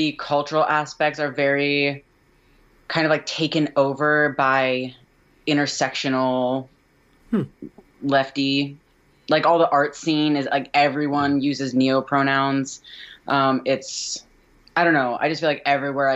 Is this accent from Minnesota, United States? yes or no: no; Cincinnati, Ohio, United States; now in Chicago, United States; I grew up in Cincinnati, Ohio